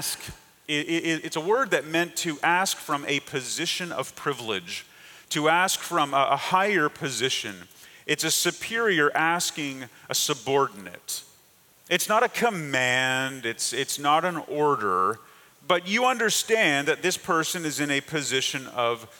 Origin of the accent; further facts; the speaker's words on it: Canada; moved away; I grew up in Canada